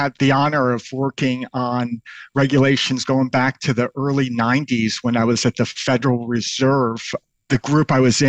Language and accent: English; New York City, New York, United States; also born or lived in Tel Aviv, Israel; My hometown straddled New York City and the Yemenite quarter of Tel Aviv, Israel.